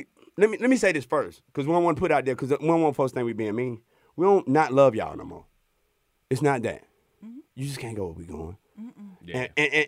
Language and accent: English; Alabama, United States; from Alabama. I ain't never even heard that one.